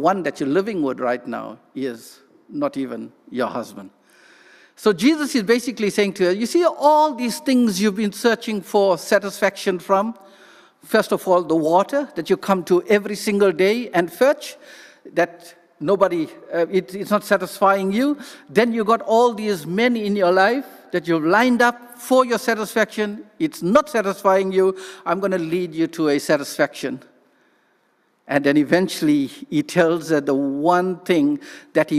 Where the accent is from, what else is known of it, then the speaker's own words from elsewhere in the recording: South Africa; first language English; moved away; I come from South Africa